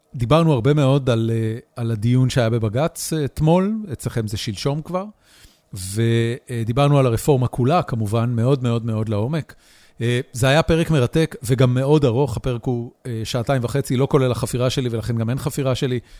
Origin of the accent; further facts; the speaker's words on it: Haifa, Haifa District, Israel; אני אה, חיפאי